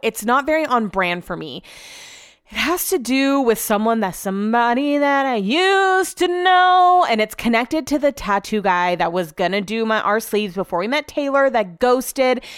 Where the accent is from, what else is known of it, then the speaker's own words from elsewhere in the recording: Hull, Yorkshire and the Humber, United Kingdom; now in Sacramento, United States; I'm from Hull and I live in Sacramento.